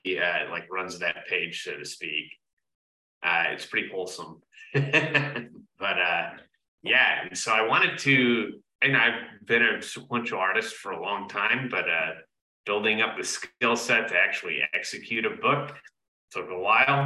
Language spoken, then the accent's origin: English; Gainesville, Florida, United States; I'm from Gainesville, Florida